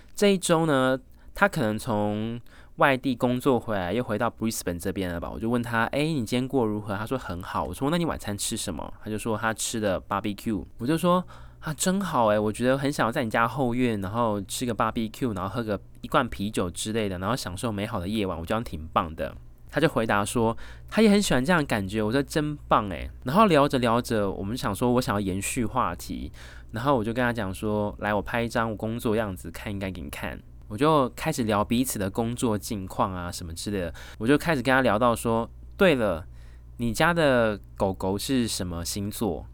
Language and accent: Chinese; Taiwan; 身为台湾人